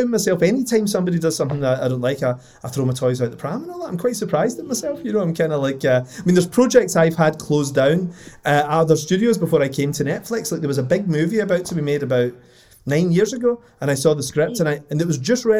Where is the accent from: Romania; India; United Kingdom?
United Kingdom; Scotland; it's being Scottish